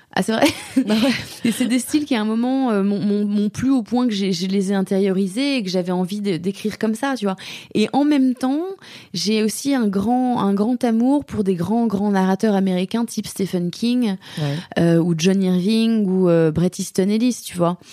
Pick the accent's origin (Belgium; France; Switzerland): France; moved away as an adult; now in Germany; j'ai toujours ma perspective de française là-dessus. J'ai été élevée en France